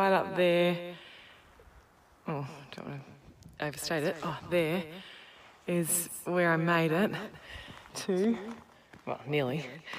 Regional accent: Western New South Wales, Australia; I'm from Western New South Wales, farm girl.

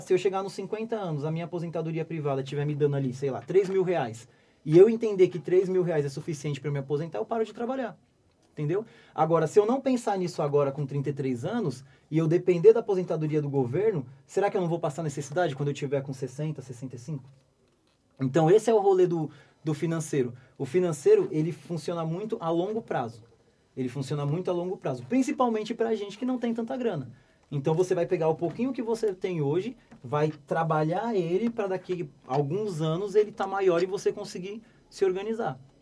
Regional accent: Brazil

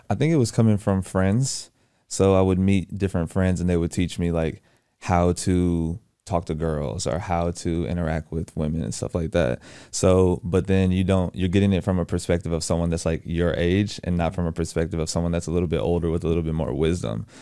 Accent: Houston, Texas, United States; moved away as an adult; now in Atlanta, United States; I'm from Houston, Texas, born and raised.

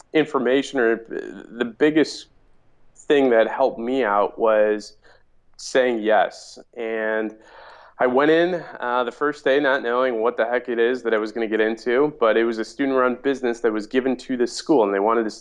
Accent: Mount Prospect, Illinois, United States; also born or lived in Des Plaines; I grew up in the northwest suburbs of Chicago. Town is Mount Prospect.

